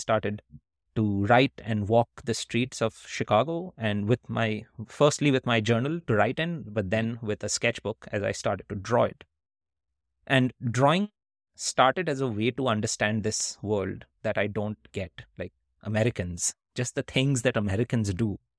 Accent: Kolkata, West Bengal, India; when we were growing up in India

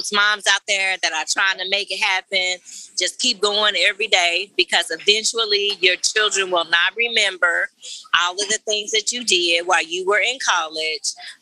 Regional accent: Oklahoma, United States; I am born and raised in Oklahoma

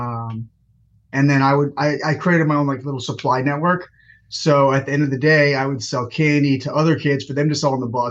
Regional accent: Redan, Georgia, United States; also born or lived in India; been in Georgia my whole life for the most part. Grew up in a little city called Redan.

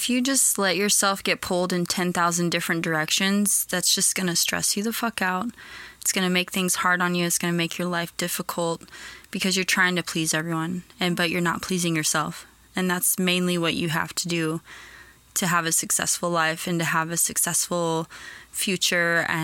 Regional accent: Arizona, United States; born there; also born or lived in Oklahoma; To Arizona from Oklahoma, even though I was born here in Arizona

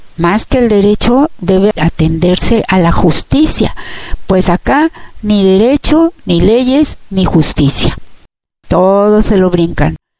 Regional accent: Mexico; moved away; nosotros como mexicanos y muchos que estamos en el extranjero

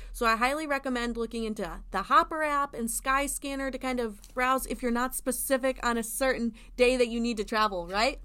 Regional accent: Indiana, United States; now in Florida, United States; I'm from Indiana

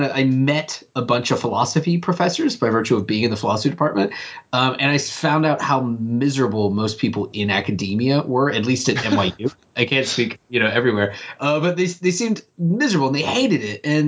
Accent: Richmond, Virginia, United States; moved away as an adult; also born or lived in New York City; I grew up in Richmond, Virginia

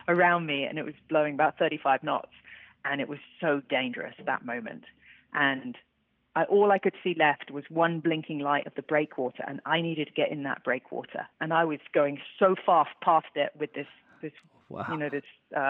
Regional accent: London, United Kingdom; I grew up in London. I was born in London.

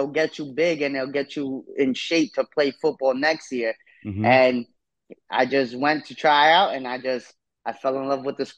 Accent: New York City, New York, United States; Yeah. I'm from Parkchester.

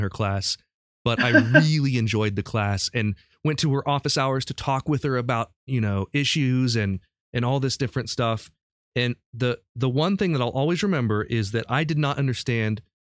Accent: Urbana, Ohio, United States; I grew up in Urbana, Ohio

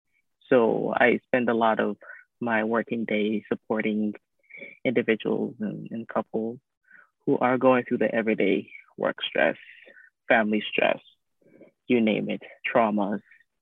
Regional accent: Ghana; moved away; I'm an immigrant from Ghana.

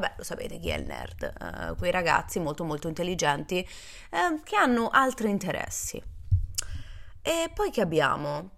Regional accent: Rome, Lazio, Italy; moved away as an adult; also born or lived in United States; io sono nata e cresciuta a Roma

